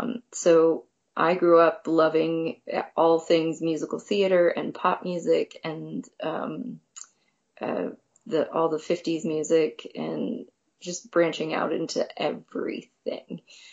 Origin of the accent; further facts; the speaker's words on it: Irwin, Pennsylvania, United States; So I grew up just outside of Pittsburgh in a town called Irwin, / North Huntington.